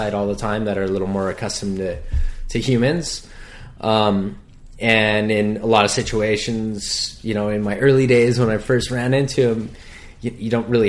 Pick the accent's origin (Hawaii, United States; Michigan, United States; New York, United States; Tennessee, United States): Hawaii, United States; I always did well in school, but being that I was born and raised on the North Shore, the opportunity came to me.